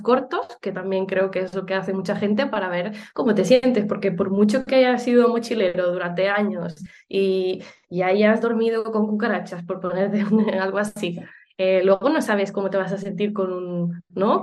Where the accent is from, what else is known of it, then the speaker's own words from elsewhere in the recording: Uruguay; moved away; also born or lived in Barcelona; yo soy de Uruguay, aunque luego eh, a vivir a, Barcelona y hace mucho tiempo